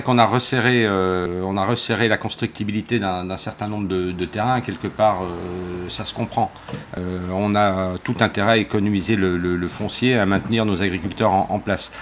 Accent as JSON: {"language": "French", "area": "Jura", "region": "Bourgogne-Franche-Comté", "country": "France", "tie": "born or raised there", "also_born_or_lived": "Brittany", "moved": "yes", "said": "je suis né dans le Jura"}